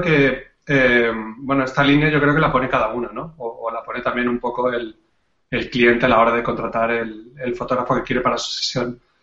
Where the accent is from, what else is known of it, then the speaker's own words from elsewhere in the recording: Catalonia, Spain; now in Andalusia, Spain; soy un catalán que vive desde hace ya muchos años en Andalucía